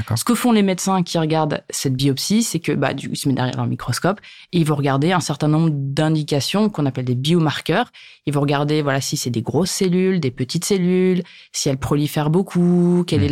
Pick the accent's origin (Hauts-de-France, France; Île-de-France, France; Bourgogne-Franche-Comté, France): Hauts-de-France, France; je suis originaire des Hauts-de-France, là où j'habite encore aujourd'hui